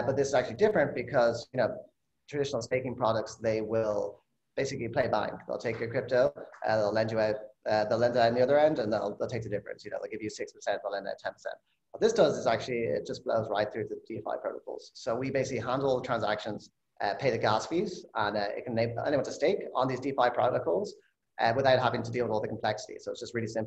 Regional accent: Ireland; moved away as an adult; now in California, United States; I'm originally from Ireland. I moved to California after grad school, 11 years ago now.

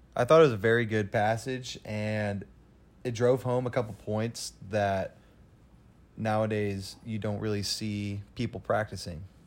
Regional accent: California, United States; I'm from California

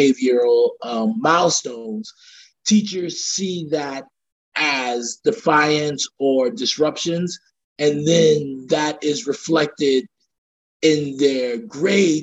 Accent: New York City, New York, United States; I was born and raised in Brooklyn, and I live back in Brooklyn now in Bedford-Stuyvesant

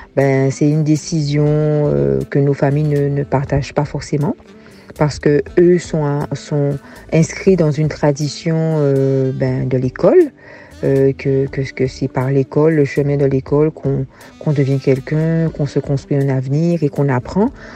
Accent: Gourbeyre, Guadeloupe; moved away as an adult; also born or lived in Basse-Terre, Guadeloupe; now in Benin; j'ai été élevée dans mon enfance à Gourbert

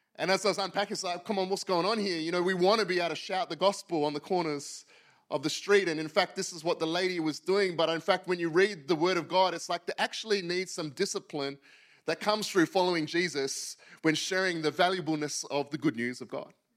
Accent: Western Australia, Australia; moved away as an adult; also born or lived in Yokohama, Japan; I'm from Western Australia

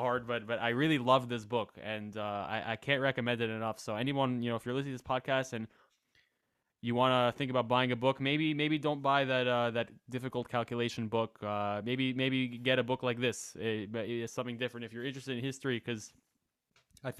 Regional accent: United States; moved away as an adult; now in Denmark; I'm from the United States

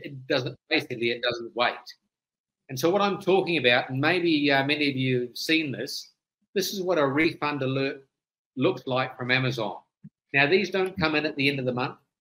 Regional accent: New Zealand; now in United States; I'm originally a Kiwi, but I left there many many years ago

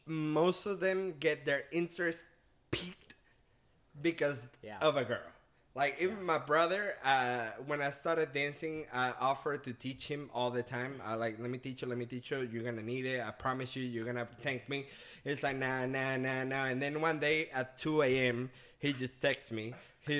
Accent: Venezuela; English is a second language; now in United States; I'm originally from Venezuela. I've been in the States for the past 11 years.

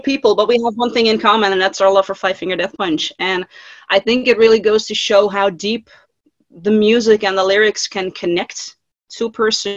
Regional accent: Netherlands; I'm from the Netherlands, Europe.

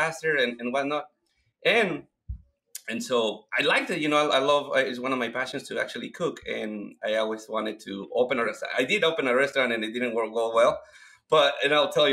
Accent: Mexico; English is a second language; moved away as an adult; now in Washington, United States; I moved from Mexico back in 2001. I came here because I needed some money to go back to Mexico and finish my mechanic engineering career.

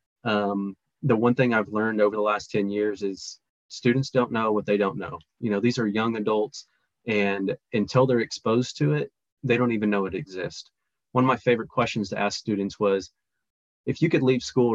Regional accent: Parsons, Kansas, United States; born and raised in Parsons

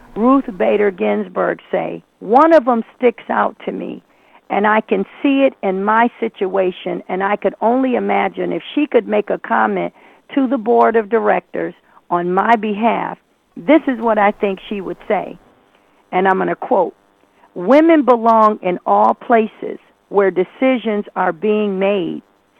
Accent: Brooklyn, New York, United States; I'm originally from Brooklyn, New York. And this is how we do it.

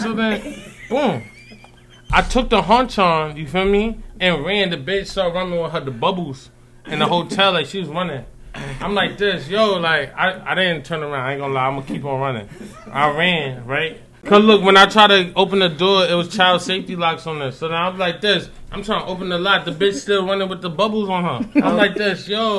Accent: New York City, New York, United States; I'm from Harlem, you feel me? But, like, I be all over the East Coast, huh?

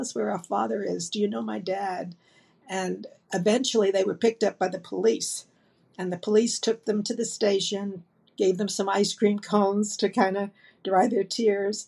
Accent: New York City, New York, United States; also born or lived in Brooklyn / Bayside, Queens; I was born in New York City in the 40s

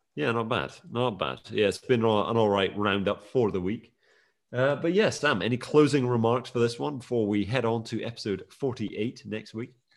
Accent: Scotland, United Kingdom; I was born and raised in Scotland

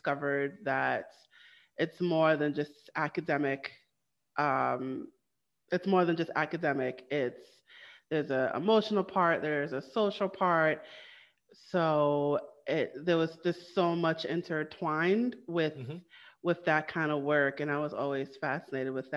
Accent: New York City, New York, United States; also born or lived in Trinidad and Tobago; I am from Brooklyn, New York

